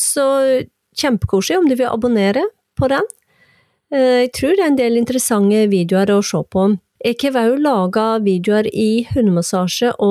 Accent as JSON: {"language": "Danish", "town": "Hirtshals", "region": "North Denmark Region", "country": "Denmark"}